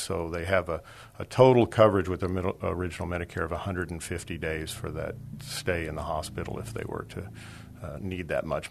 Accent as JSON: {"language": "English", "town": "Dallas", "region": "Texas", "country": "United States", "moved": "yes", "lives_now": "San Antonio, United States", "said": "I'm originally from Dallas, but I've lived here for uh, 53 years, so I call myself a San Antonian"}